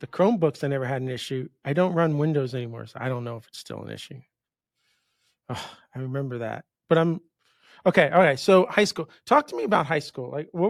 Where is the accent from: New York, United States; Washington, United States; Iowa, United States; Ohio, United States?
New York, United States; moved away as an adult; now in Miami, United States; I grew up in New York. I went to school up by, I call it South Canada now, up by the Canadian border. And I graduated and I said, I'm done. And I moved in 94.